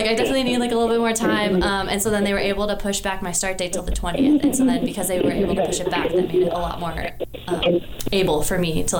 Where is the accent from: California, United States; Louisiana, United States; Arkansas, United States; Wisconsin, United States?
California, United States; Southern; moved away as an adult; also born or lived in Montana; I am from Southern California, so like my like graduating like high school class was over like 600.